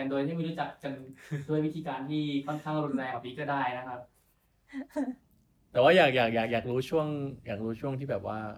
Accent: Buriram, Thailand; moved away as an adult; now in Bangkok, Thailand; ผมจะกลับบ้านบุรีรัมย์

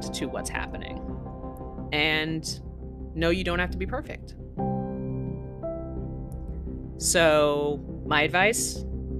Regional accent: New York City, New York, United States; moved away; also born or lived in the mountains; For a good portion of my life, I grew up in New York City, and then I moved to like the mountains where we kind of got snowed in a lot.

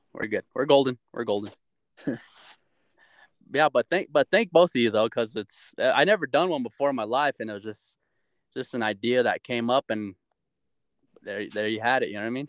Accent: Albuquerque, New Mexico, United States; I grew up in Albuquerque, so I lived in the hood at one time, like straight in the college town area, and you would hear gunshots at night. And I lived there for like 3 years

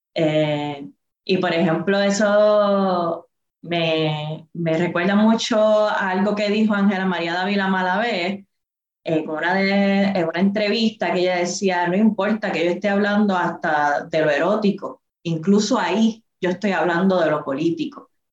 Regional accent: Adjuntas, Puerto Rico; soy del barrio Portillo de Ajuntas, del Montecito, vengo de, de trabajar en la finca y coger café de toda mi vida

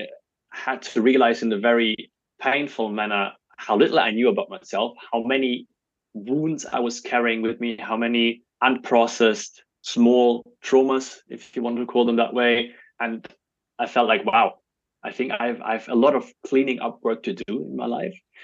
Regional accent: Germany; also born or lived in Belarus; when I was very young, my family emigrated to Germany

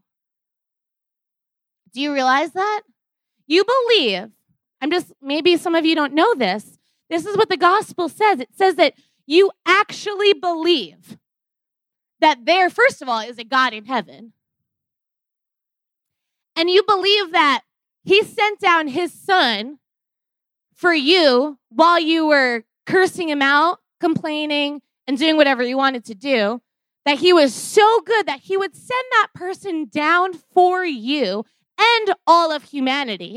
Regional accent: New York, United States; moved away; I'm originally from New York

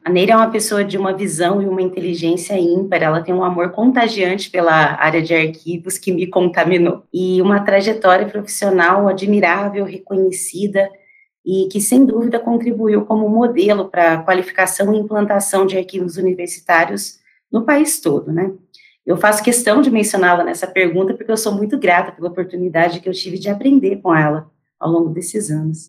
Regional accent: Campinas, São Paulo, Brazil; eu sou campineira. E como muitos campineiros, eu cresci com o sonho de estudar na universidade

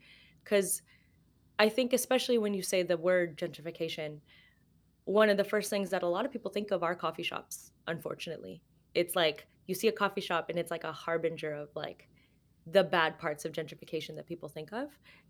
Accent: Los Angeles, California, United States; also born or lived in Philippines; I was born in the Philippines, but we moved here to Los Angeles when I was 3 and a half.

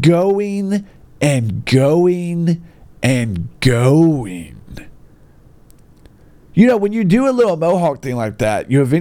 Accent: Gadsden, Alabama, United States; my hometown, Gadsden

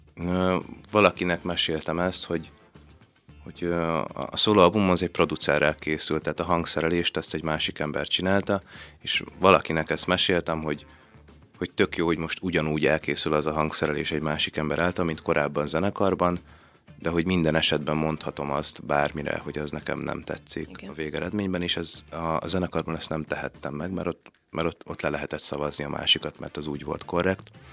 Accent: Szabadkígyós, Békés, Hungary; hogyha Szabad Kígyusról Gyulára mentem el, akkor én azt már a messzinek éreztem

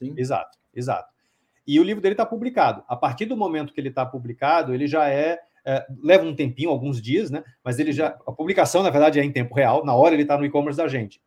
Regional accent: Salvador, Bahia, Brazil; moved away as an adult; now in São Paulo, Brazil; eu sou baiano, né? Eu nasci em Salvador, uhum. eu moro em São Paulo há, hum, eu vim acho que em 96, 95, 96, alguma coisa mais ou menos por aí, acho que em 96, uh, para fazer faculdade

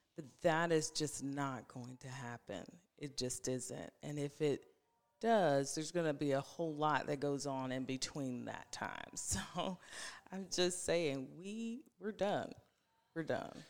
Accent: Ohio, United States; now in Franklin, United States; I'm originally from Ohio, but I have officially been in Tennessee longer than I was in Ohio

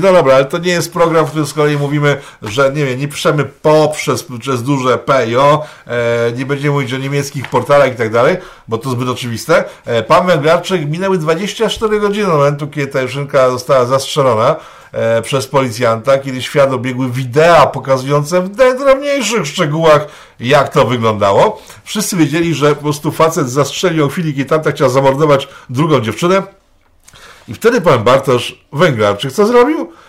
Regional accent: Łódź, Łódź Voivodeship, Poland; now in Serock, Poland; mojego rodzinnego miasta

